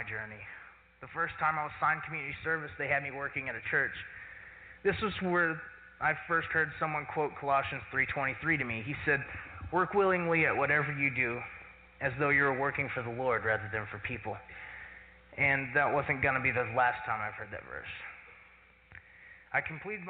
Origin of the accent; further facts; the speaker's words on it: Claremore, Oklahoma, United States; I was born in Claremore and grew up in one of those normal American middle-class Christian families